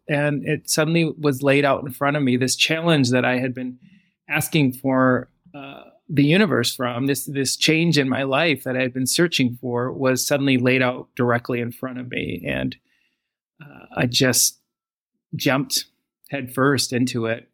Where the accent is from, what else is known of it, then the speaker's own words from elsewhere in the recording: Michigan, United States; moved away as an adult; also born or lived in Los Angeles; now in England; growing up in Michigan in the United States